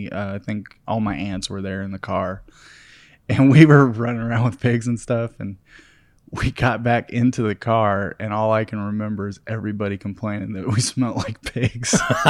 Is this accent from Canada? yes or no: no; San José, Costa Rica; born there; Like Ray said, I was born in Costa Rica in 1994, the capital of Costa Rica.